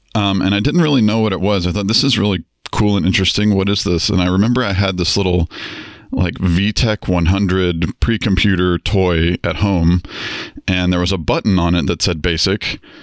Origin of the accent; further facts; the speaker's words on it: Atlanta, Georgia, United States; also born or lived in Florida; I was born in Atlanta, Georgia. Uh, grew up there, uh, moved to Florida for a while